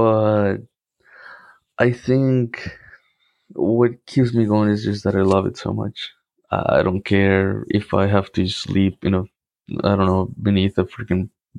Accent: Cartagena, Bolívar, Colombia; of course. I'm from Colombia. I'm from Cartagena. That's one of the most important and historical cities in Colombia.

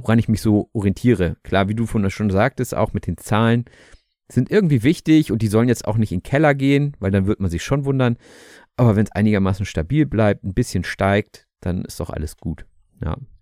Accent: Germany; wir als Deutsche

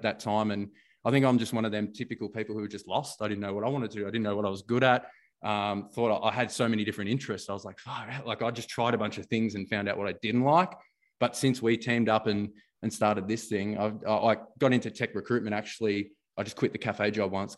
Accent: Melbourne, Victoria, Australia; coming from where I grew up in Jacana Broadmeadows

